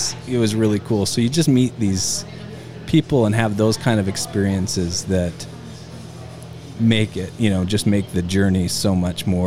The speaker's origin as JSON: {"language": "English", "country": "United States", "said": "from the United States"}